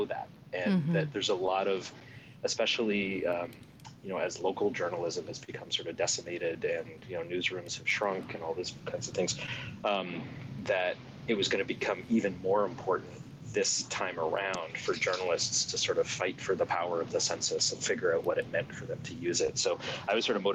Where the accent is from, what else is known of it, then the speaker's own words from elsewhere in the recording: Canada; now in United States; I'm Canadian.